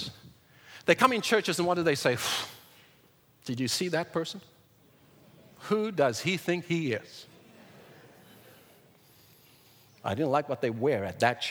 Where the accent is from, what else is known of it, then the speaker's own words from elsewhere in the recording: South Africa; moved away; I was raised in South Africa in apartheid in the early 1990s